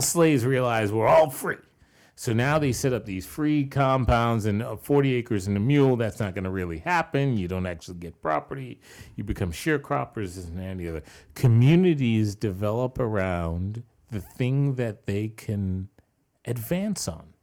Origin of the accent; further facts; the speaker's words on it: New York, United States; growing up in New York